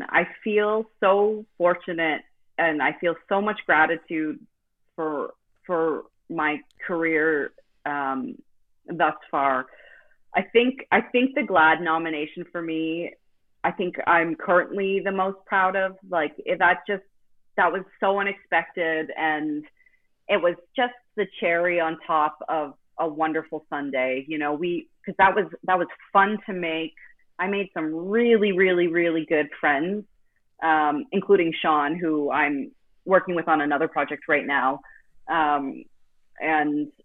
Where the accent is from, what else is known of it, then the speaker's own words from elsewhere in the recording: Halifax, Nova Scotia, Canada; in my hometown in Nova Scotia in Canada, in the city called Halifax